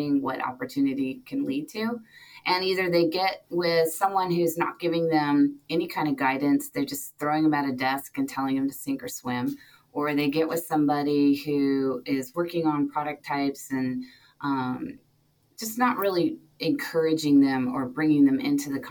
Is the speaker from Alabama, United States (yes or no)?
no; Northern California, United States; I grew up in Northern California on a ranch.